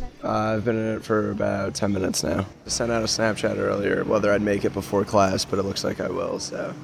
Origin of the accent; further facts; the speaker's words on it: New York, United States; moved away; I'm a freshman, I'm from New York.